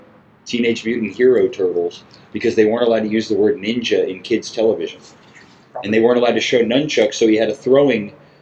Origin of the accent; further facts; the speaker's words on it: Melbourne Beach, Florida, United States; I lived in Melbourne Beach, but I was born in Melbourne proper, which is mainland.